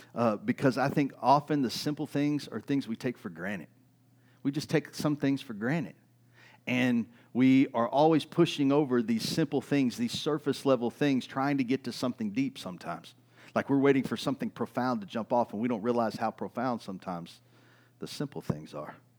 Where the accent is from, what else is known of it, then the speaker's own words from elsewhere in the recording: East Texas, United States; I grew up in East Texas.